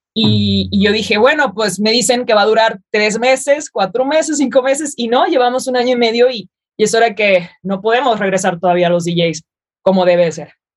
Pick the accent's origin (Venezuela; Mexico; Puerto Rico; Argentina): Mexico; siendo la primera mexicana en hacer eso